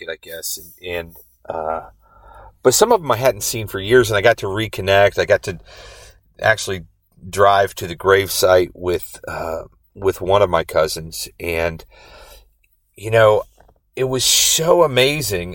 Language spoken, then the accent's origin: English; Indiana, United States; now in Rhode Island, United States; I grew up in Indiana.